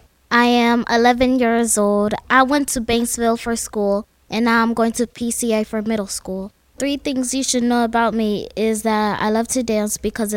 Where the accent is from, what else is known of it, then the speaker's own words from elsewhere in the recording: Cameroon; moved away; I was gifted with the language French. I'm from Cameroon.